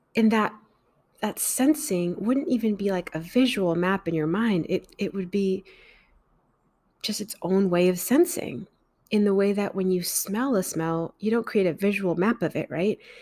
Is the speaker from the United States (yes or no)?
no; Mexico; I grew up in Mexico